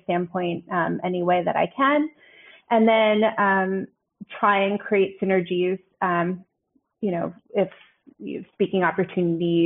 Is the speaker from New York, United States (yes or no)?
yes; New York, United States; moved away as an adult; now in Düsseldorf, Germany; I am a New Yorker